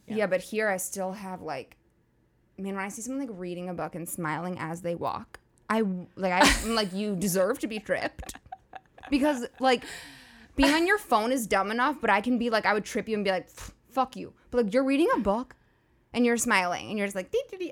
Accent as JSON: {"language": "English", "town": "New York City", "region": "New York", "country": "United States", "tie": "born or raised there", "moved": "as an adult", "lives_now": "Los Angeles, United States", "said": "I went to NYU and I grew up in New York"}